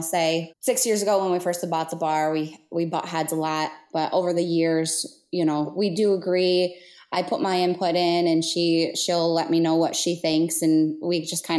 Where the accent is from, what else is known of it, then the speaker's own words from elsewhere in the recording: Marne, Michigan, United States; Marne is my hometown, and I grew up there